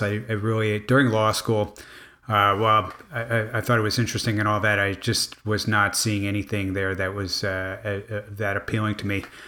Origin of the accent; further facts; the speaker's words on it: Miami, Florida, United States; I grew up in Miami